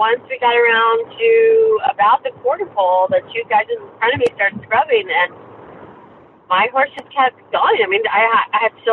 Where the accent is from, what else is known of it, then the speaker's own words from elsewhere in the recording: South Carolina, United States; also born or lived in Nebraska; when I grew up in South Carolina